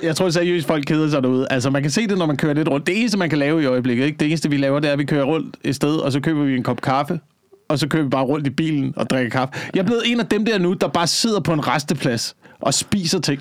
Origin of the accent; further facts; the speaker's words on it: Slagelse, Zealand, Denmark; moved away; i Slagelse, hvor jeg voksede op